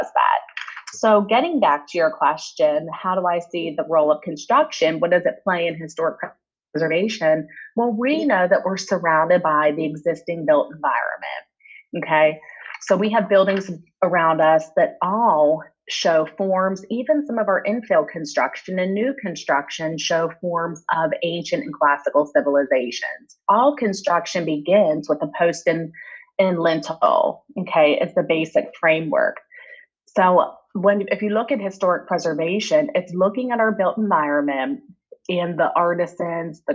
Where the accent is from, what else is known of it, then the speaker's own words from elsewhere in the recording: West Virginia, United States; now in Michigan, United States; As a child growing up in West Virginia